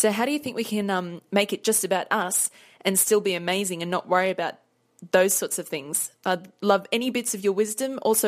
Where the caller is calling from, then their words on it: Sydney, New South Wales, Australia; Hi Alicia … I'm from Sydney, Australia.